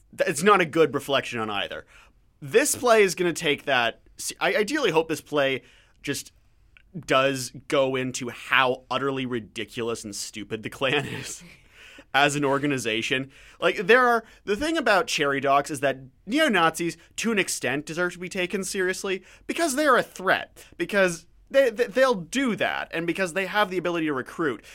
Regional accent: Canada; as a Canadian, as an outsider looking

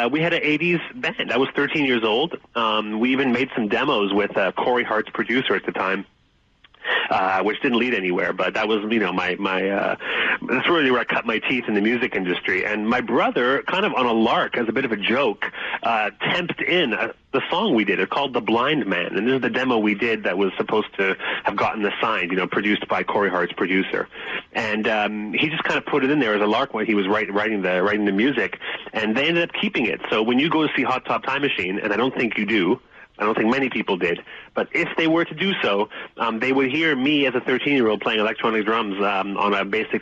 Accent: Toronto, Ontario, Canada; also born or lived in Montreal, Canada / Calgary, Canada; we were in Toronto by then. I was born in Montreal, but I also left for Calgary

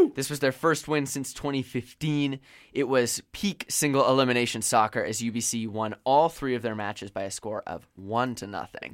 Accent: Vancouver Island, British Columbia, Canada; That's my hometown team

